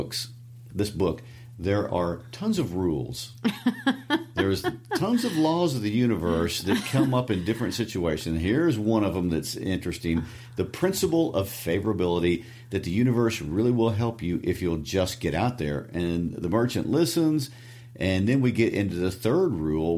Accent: Midwest, United States; accent: Midwestern twang; my Midwestern twang

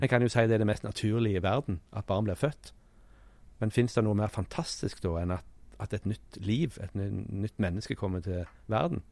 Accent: Sandnes, Rogaland, Norway; moved away; Jeg kom jo fra Sandnes

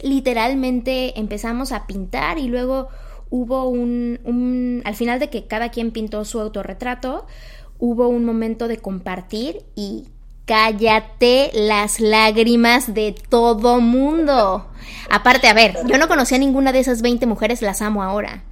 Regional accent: Mexico; moved away; en mi país, en México

